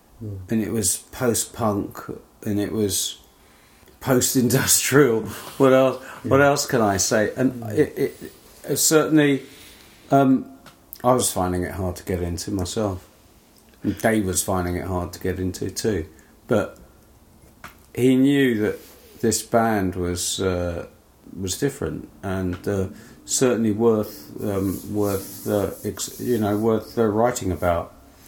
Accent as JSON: {"language": "English", "region": "Northern Ireland", "country": "United Kingdom", "accent": "Northern Irish", "said": "excuse my Northern Ireland accent."}